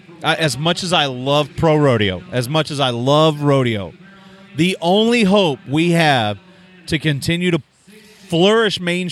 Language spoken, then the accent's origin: English; Oklahoma, United States; So I'm from Oklahoma.